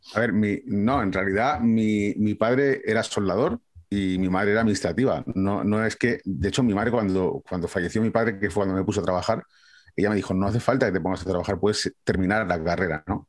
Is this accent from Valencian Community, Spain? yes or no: yes; Valencia, Valencian Community, Spain; moved away as an adult; now in Scotland, United Kingdom; Yo soy de Valencia